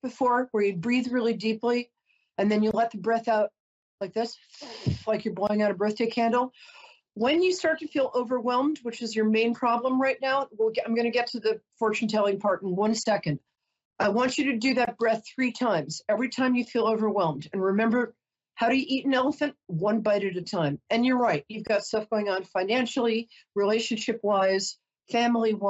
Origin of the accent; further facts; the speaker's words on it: New York, United States; I'm a New Yorker